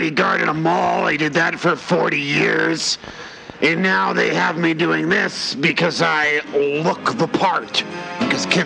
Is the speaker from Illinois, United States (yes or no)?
no; Tampa, Florida, United States; I'm from Tampa.